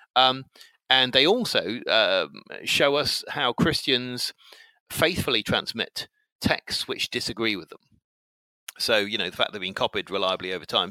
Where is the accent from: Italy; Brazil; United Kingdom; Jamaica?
United Kingdom; England; I'm uh, 48 and I'm English